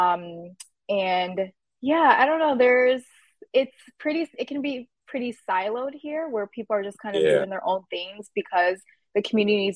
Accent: Minnesota, United States; Minnesota, I really like it here. I really have no complaints. I've been born and raised here

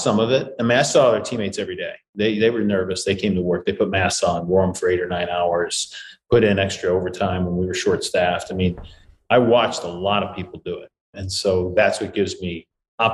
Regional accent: St. Louis, Missouri, United States; I'm from St. Louis

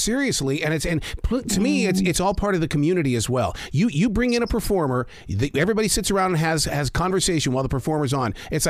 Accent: Montana, United States; I'm from Montana.

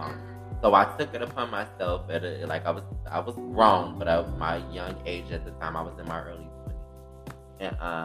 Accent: Detroit, Michigan, United States; I grew up in Detroit, Michigan on the west side of Detroit

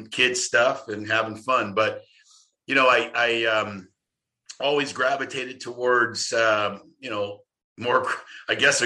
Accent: Los Angeles, California, United States; moved away as an adult; now in St. Louis, United States; I grew up in Los Angeles, California. I was born and raised in Cali, Southern California kid.

